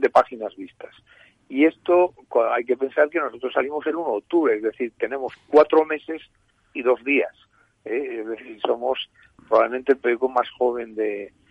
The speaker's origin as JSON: {"language": "Spanish", "region": "Galicia", "country": "Spain", "said": "En Galicia, mi tierra"}